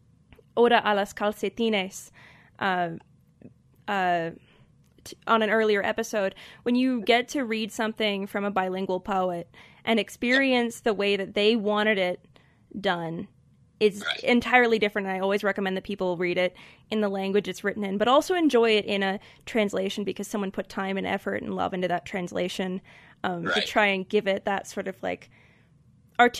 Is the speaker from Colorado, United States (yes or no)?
yes; Colorado, United States; accent: Colorado; In an American, specifically my personal Colorado accent